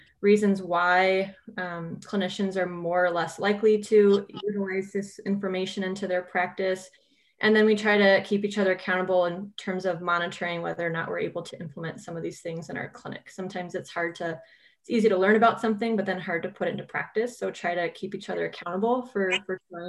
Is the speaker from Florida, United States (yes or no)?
no; California, United States; moved away as an adult; also born or lived in Iowa / Minnesota; I'm originally from California. I moved to the Midwest for undergraduate in Iowa